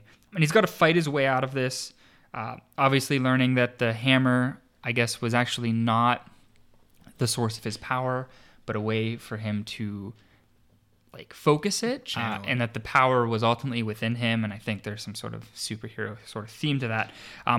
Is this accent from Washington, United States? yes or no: no; Pittsburgh, Pennsylvania, United States; which is celebrated in my hometown of Pittsburgh. Shout out to all of my listeners in Pittsburgh